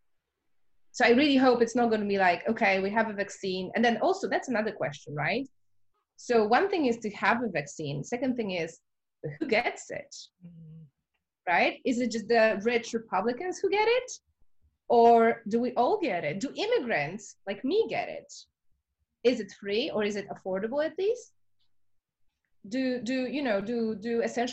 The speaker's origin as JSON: {"language": "English", "country": "Poland", "also_born_or_lived": "Edinburgh / New York", "moved": "as an adult", "said": "I'm from Poland."}